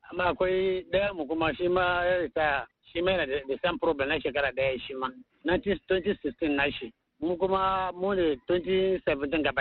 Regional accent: Kaduna, Kaduna State, Nigeria; moved away as an adult; now in Maiduguri, Nigeria; ni dan Kaduna ne

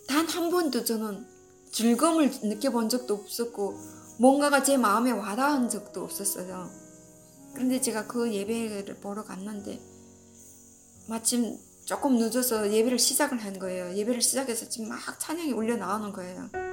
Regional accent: North Korea; moved away as an adult; now in United States; 내가 북한에서 온 사람이어서

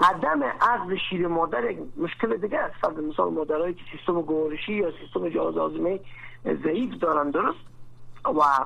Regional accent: Afghanistan; در افغانستان ما

